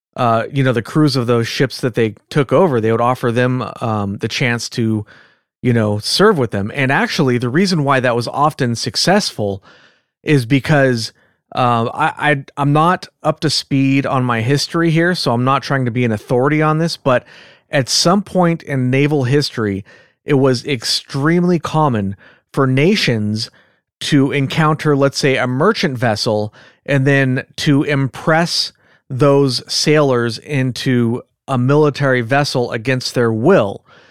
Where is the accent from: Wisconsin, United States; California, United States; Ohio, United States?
California, United States; accent: California; with my California accent